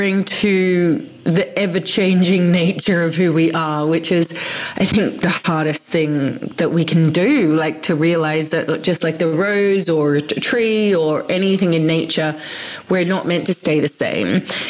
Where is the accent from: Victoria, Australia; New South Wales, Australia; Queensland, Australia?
New South Wales, Australia; Sydney; I grew up in Sydney in Australia